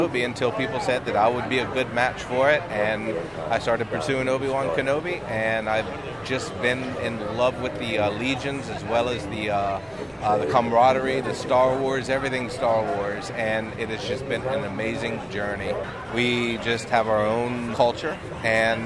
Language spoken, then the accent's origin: English; Gulf Coast of Mississippi, United States; I'm from the Gulf Coast of Mississippi